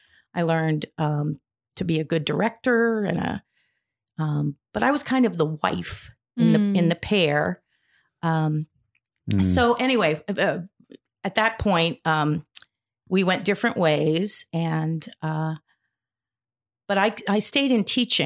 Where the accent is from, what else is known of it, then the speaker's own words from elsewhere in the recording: Ohio, United States; I'm a transplant. Yep. I grew up in Ohio in a small town.